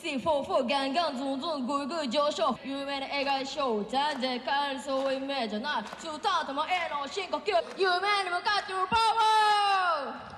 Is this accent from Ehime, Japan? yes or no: no; Saitama, Japan; now in Asakusa, Tokyo, Japan; 僕は埼玉で生まれました